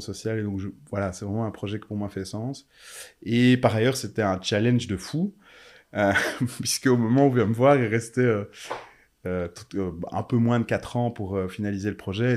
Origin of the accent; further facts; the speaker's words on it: Charleroi, Wallonia, Belgium; moved away as an adult; also born or lived in Brussels; ma ville natale